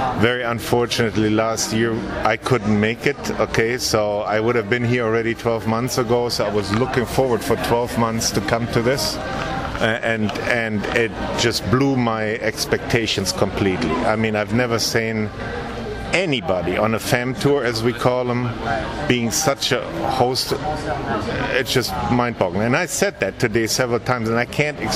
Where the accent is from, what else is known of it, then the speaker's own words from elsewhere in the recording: Cologne, North Rhine-Westphalia, Germany; moved away as an adult; also born or lived in south of Munich, Germany; now in United States; I'm originally from the Cologne area. That's where I went and studied mechanical engineering in Cologne